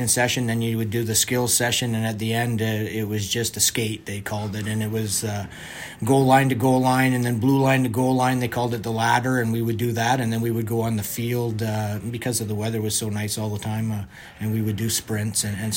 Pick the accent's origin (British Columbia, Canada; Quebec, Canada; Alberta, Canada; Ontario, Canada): British Columbia, Canada; Vancouver; I grew up in Vancouver